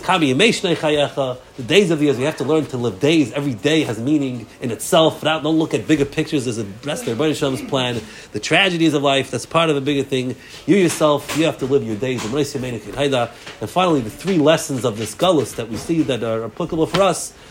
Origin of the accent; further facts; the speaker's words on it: New York, United States; moved away; also born or lived in Lakewood, New Jersey; I grew up in New York